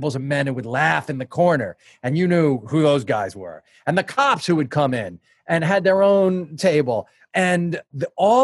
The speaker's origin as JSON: {"language": "English", "area": "Long Island", "region": "New York", "country": "United States", "tie": "born or raised there", "lives_now": "New York, United States", "said": "I grew up on Long Island, but I moved to New York right out of college"}